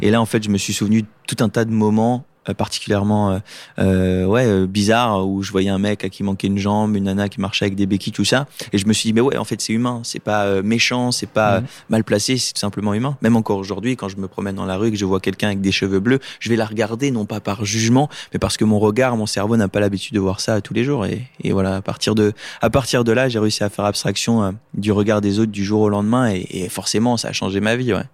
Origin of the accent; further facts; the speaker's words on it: Lunéville, Grand Est, France; je suis né euh, à Lunéville en, en Lorraine